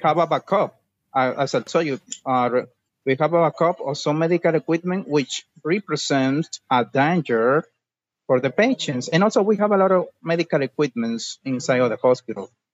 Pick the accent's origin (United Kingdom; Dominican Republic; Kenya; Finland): Dominican Republic; English is a second language; I am from Dominican Republic